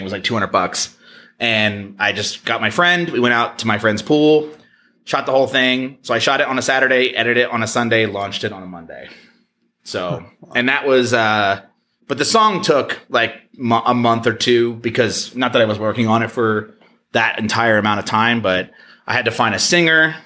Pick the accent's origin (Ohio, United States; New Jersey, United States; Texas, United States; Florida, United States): New Jersey, United States; I'm from Jersey